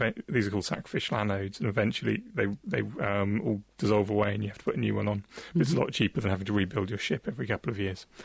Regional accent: near Salcombe, Devon, South West England, United Kingdom; There's a place near where I grew up called Salcombe in Devon

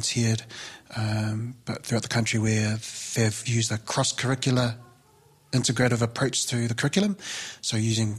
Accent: Auckland, New Zealand; Being Samoan, growing up in South Auckland, going to King's College on a scholarship

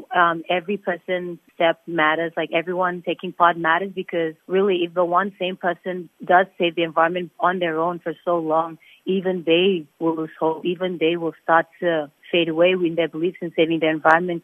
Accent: Nauru; also born or lived in Fiji / Australia; I remember growing up in Nauru, I guess I had the good life because when I was growing up in Nauru, there was no, there was less technology

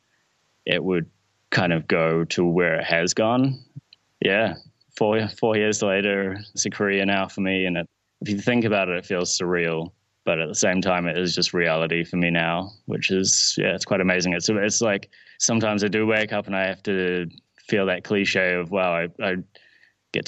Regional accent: New Zealand; I'm a Kiwi

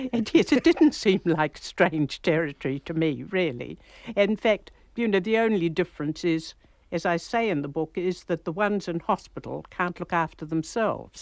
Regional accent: New Zealand; all of us in New Zealand

